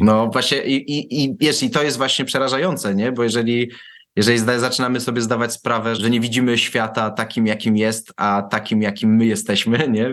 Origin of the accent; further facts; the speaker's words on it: Warsaw, Masovian Voivodeship, Poland; ja pochodzę z warszawskiej Pragi